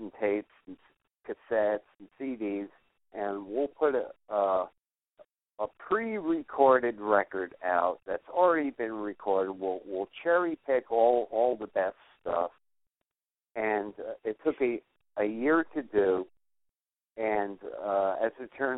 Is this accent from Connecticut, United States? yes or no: yes; New Haven, Connecticut, United States; moved away; I got stuck in New Haven, my hometown